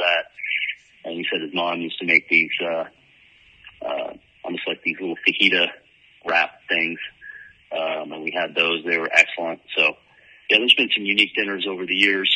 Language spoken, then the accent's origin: English; Sarnia, Ontario, Canada; my hometown in Sarnia